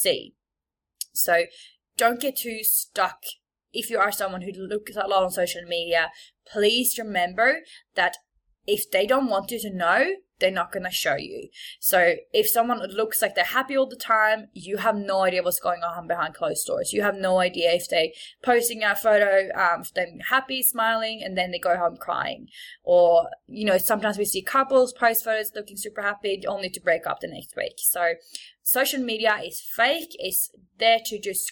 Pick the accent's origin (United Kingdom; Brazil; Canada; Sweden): Sweden; moved away as an adult; also born or lived in Bondi, Australia; now in Sydney, Australia; I am from Sweden. So if there's ever something that you don't understand or you're like, what is this accent?